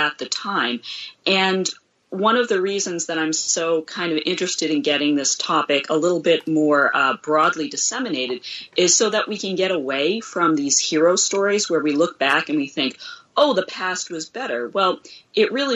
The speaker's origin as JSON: {"language": "English", "country": "United States", "said": "as an American"}